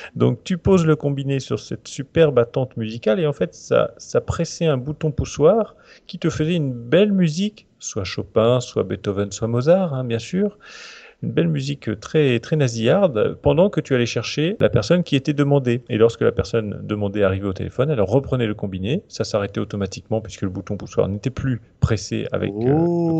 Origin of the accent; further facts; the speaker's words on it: Normandy, France; je je viens de Normandie